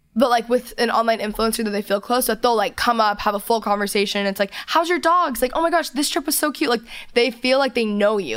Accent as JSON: {"language": "English", "region": "Texas", "country": "United States", "said": "I'm from Texas. I'm a Southern girl"}